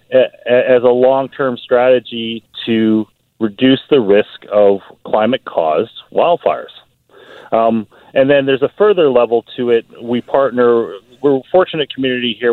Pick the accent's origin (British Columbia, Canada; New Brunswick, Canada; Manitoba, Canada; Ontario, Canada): British Columbia, Canada; Burnaby; moved away as an adult; I grew up in Burnaby. I went to Burnaby yeah. Central